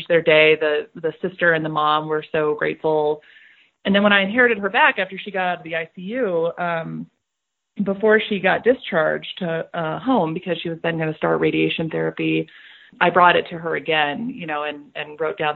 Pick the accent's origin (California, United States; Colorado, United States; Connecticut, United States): Colorado, United States; a suburban level 2 trauma medical center in Colorado, in my home state